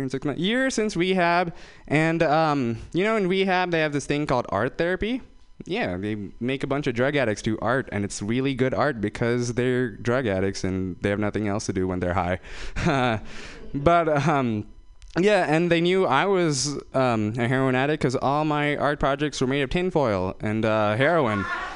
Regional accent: Fremont, California, United States; I'm from Fremont, guys. That's where they keep all the Indian people in the Bay Area. I'm from Fremont.

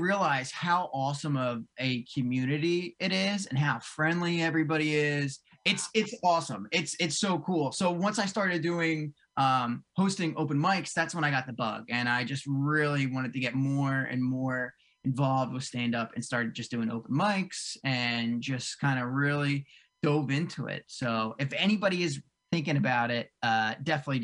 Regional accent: Cherry Hill, New Jersey, United States; now in North Jersey, United States; I grew up in South Jersey. I grew up right outside of, like Cherry Hill, way down south

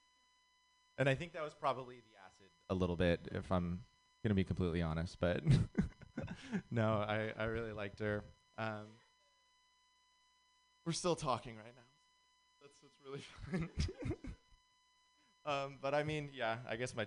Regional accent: Santa Cruz, California, United States; I'm actually from Santa Cruz

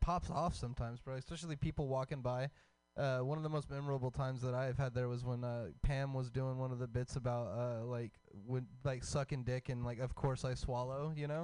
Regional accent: Hemphill, Texas, United States; moved away; the whole East Texas like area is just like woods

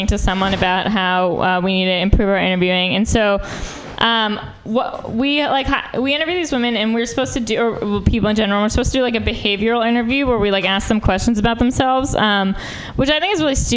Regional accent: New York, United States; moved away as an adult; now in San Francisco, United States; I'm from New York.

